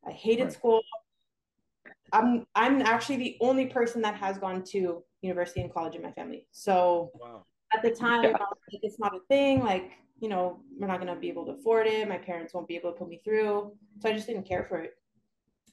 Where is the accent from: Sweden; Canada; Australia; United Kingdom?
Canada; moved away as an adult; now in Brownsville, United States; I'm actually from Canada, born and raised